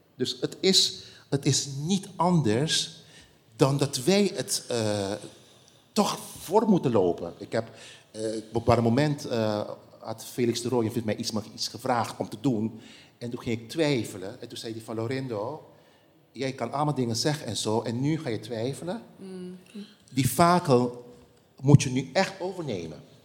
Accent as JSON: {"language": "Dutch", "country": "Curaçao", "tie": "born or raised there", "said": "het eiland waar ik ben geboren"}